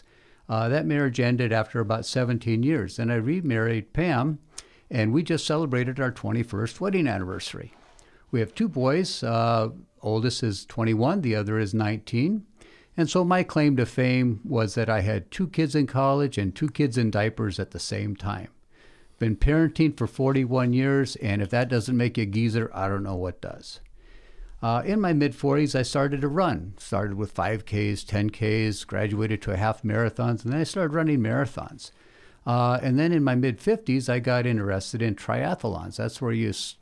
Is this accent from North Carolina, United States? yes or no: no; north of L.A., California, United States; moved away; also born or lived in Minnesota / San Luis Obispo, California / Modesto, California; I was born in Minnesota and moved to Southern California when I was 3 years old